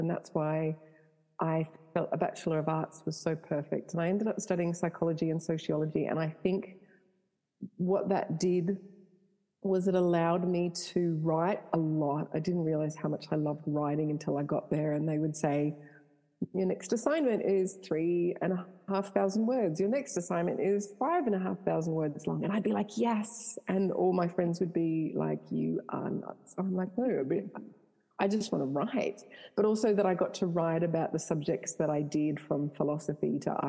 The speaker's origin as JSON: {"language": "English", "country": "Canada", "tie": "born there", "said": "So I was born in Canada. My parents are deeply religious. So I was brought up in the church."}